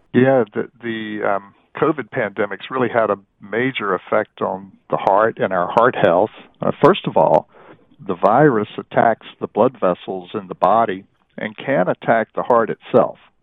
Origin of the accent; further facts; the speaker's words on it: North Carolina, United States; I grew up in North Carolina